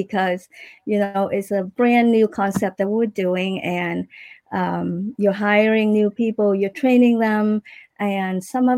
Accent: Iowa, United States; now in Davie, United States; We actually, when I moved to from Iowa, we stay at my aunt in Fort Lauderdale for a while, and then we moved to Davie, and that's where we've been.

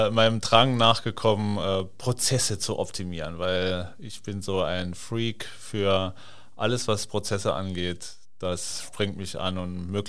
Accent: Saarland, Germany; now in Hamburg, Germany; bin gebürtiger Saarländer und äh, bin verheiratet, eine Tochter, eine Stieftochter und ja, lebe jetzt seit neun Jahren hier in Hamburg

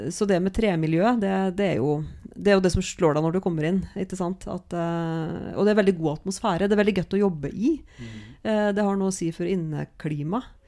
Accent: Norway; Jeg er fra Knapper

